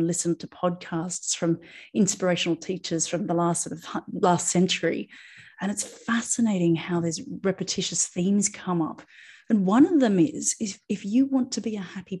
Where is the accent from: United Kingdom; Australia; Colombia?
Australia; now in Ibiza, Spain; I'm an Australian acupuncturist now living in Ibiza in Spain